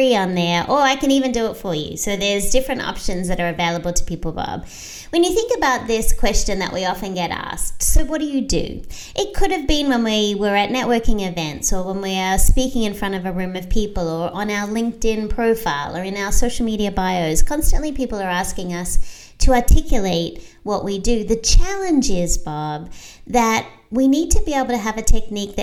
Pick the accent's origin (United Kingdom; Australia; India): Australia; now in United States; I'm Australian, so I have a global perspective, but I also became an American citizen so I could have a local perspective